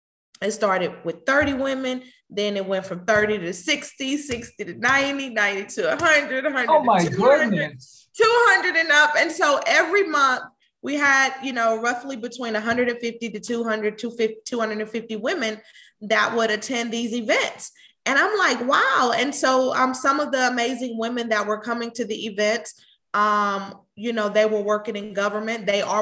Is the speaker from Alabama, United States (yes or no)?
no; Houston, Texas, United States; moved away as an adult; now in Atlanta, United States; I moved to Atlanta in 2016. And I moved to Atlanta from Houston, Texas. I am a Houston native. Have been in Houston all of my life.